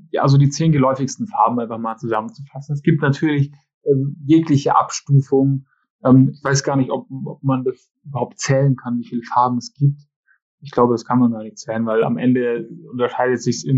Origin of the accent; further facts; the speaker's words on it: Schongau, Bavaria, Germany; ich komme aus Schongau gebürtig und unser Wappen ist tatsächlich gelb-schwarz mit einem, mit einem schwarzen Adler drauf.